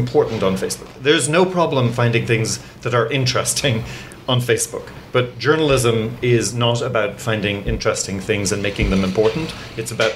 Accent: Ireland; born or raised there; also born or lived in England; now in United States

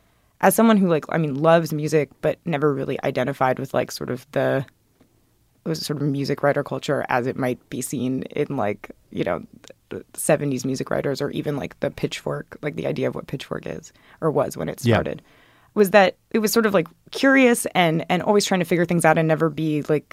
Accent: the South, United States; And I grew up in the South and kind of could imagine what that might look like.

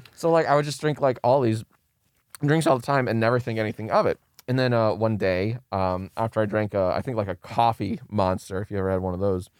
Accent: Maryland, United States; moved away as an adult; now in Los Angeles, United States; I'm from Maryland, and I moved out here, uh, to L

